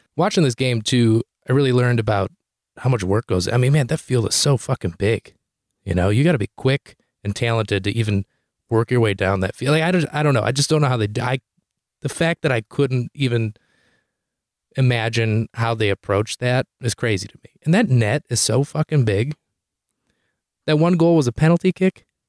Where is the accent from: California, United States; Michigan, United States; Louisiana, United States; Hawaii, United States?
Michigan, United States; Detroit; also born or lived in Chicago; I'm from Detroit, Michigan